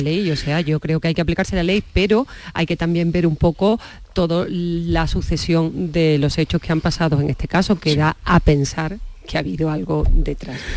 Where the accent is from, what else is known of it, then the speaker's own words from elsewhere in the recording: Andalusia, Spain; now in Madrid, Spain; soy andaluza